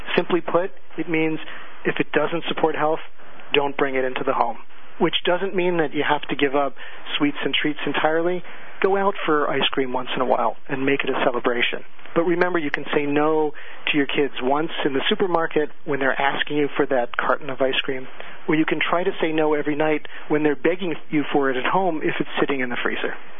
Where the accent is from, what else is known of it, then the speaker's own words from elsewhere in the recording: California, United States; moved away; I come from California originally, and there we're very much into holistic medicine